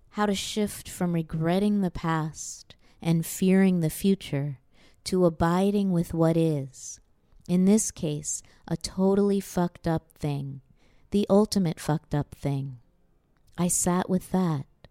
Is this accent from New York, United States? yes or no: yes; New York, United States; I'm a Jew from New York, or at least that's, you know, my parents are, and I was born in New York